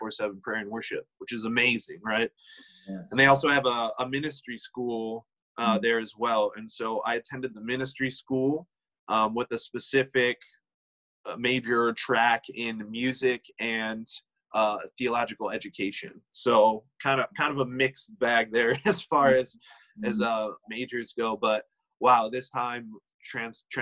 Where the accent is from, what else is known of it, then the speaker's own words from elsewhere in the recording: Michigan, United States; moved away as an adult; also born or lived in Kansas City / Dallas, Texas; I ended up coming back to my home state of Michigan, and I currently am living in a city called Montrose, Michigan